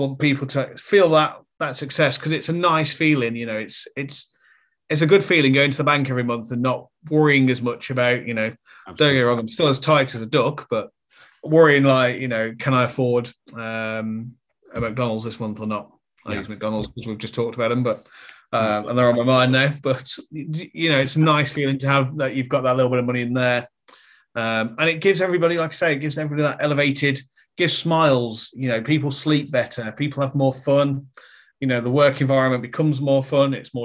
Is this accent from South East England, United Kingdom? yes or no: no; Birmingham, West Midlands, United Kingdom; I grew up in Birmingham